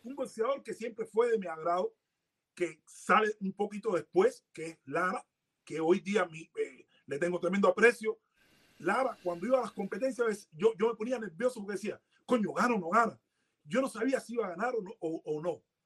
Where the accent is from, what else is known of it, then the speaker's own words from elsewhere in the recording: Havana, Cuba; also born or lived in Santos Suárez, Havana; yo nací en la Copa, 40A